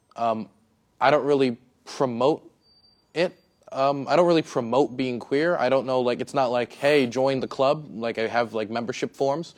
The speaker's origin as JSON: {"language": "English", "area": "Prince George's County", "region": "Maryland", "country": "United States", "tie": "born or raised there", "said": "I grew up in Prince George's County, Maryland"}